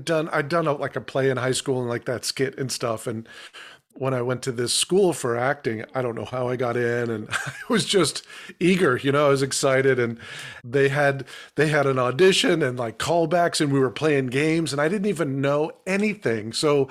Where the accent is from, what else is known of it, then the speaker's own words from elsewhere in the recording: Massachusetts, United States; born there; Yeah, I was born in Massachusetts, yeah.